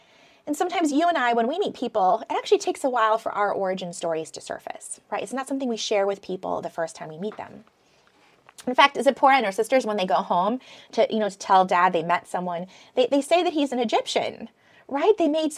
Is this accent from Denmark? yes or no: no; Philippines; also born or lived in Michigan; I was born in Michigan. And then when I was a toddler, like practically a baby, my parents moved to the jungles of the Philippines. And then we lived there for a while and then moved to the city.